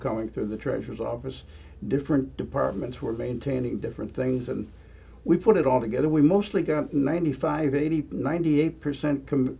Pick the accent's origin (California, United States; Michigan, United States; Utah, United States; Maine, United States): Michigan, United States; Detroit; also born or lived in Macomb County, Michigan; I was born in Detroit. Okay. So I'm originally from Detroit.